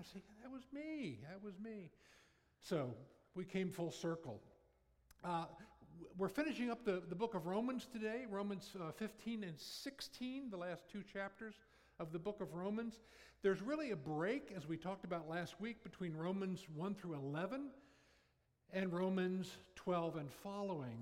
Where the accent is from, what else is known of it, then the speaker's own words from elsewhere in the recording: Northern Virginia, United States; moved away as an adult; also born or lived in Jacksonville, Florida; I grew up in Northern Virginia